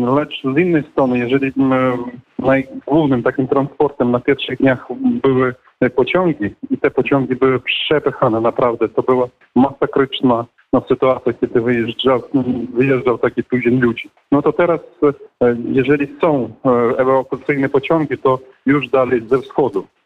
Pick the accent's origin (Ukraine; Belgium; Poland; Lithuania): Ukraine; my z Ukrainy